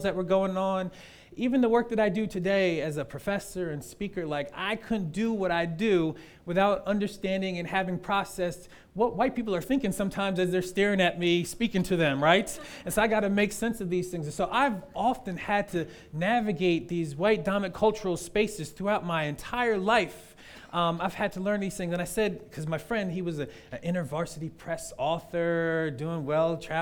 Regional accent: the North, United States; I'm from the North

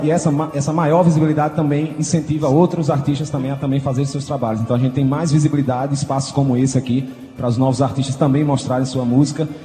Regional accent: Paraíba, Brazil; é aqui que a gente renova o nosso sotaque

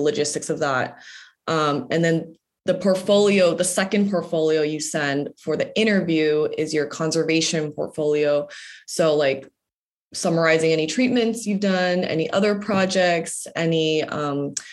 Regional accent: Los Angeles, California, United States; I'm from Los Angeles

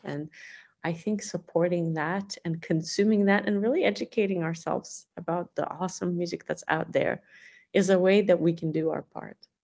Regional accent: Russia; now in United States; growing up in the Soviet Union

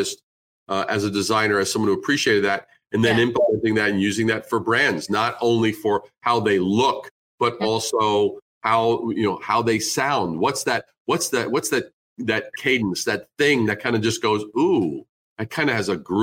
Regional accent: New York, United States; growing up in New York

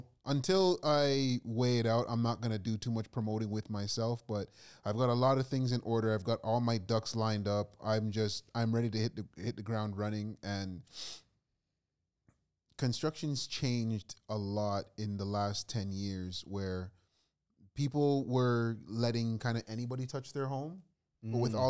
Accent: Canada; I'm just Canadian.

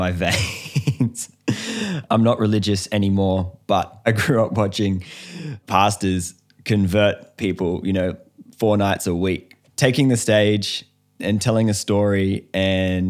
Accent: Australia

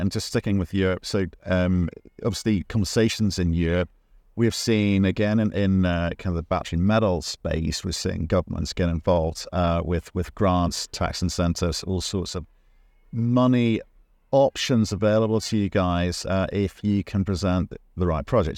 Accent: Northern Ireland, United Kingdom; It's my home country.

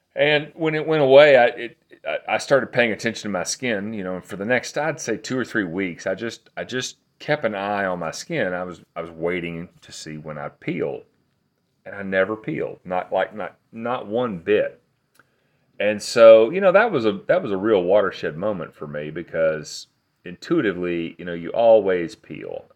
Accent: Athens, Tennessee, United States; I grew up, uh, in Athens, Tennessee.

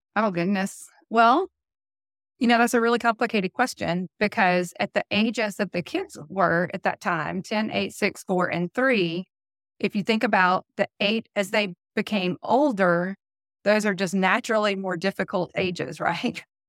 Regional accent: Birmingham, Alabama, United States; accent: southern; I was born in Birmingham, Alabama. I've lived here my entire life

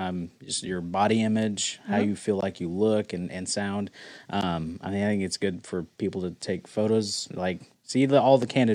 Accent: the South, United States; accent: southern twang; I could hear my southern twang come out.

